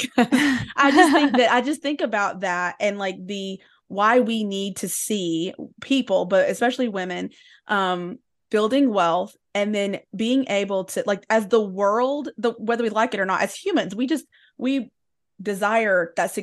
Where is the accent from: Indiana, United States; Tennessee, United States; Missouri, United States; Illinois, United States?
Tennessee, United States; when I was growing up in East Tennessee, that there was a narrative that was either you were Christian or you were rich.